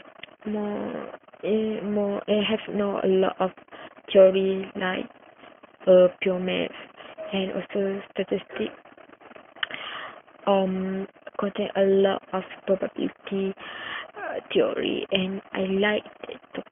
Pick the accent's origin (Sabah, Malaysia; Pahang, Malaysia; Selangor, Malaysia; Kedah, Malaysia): Pahang, Malaysia; Kuantan; I come from Kuantan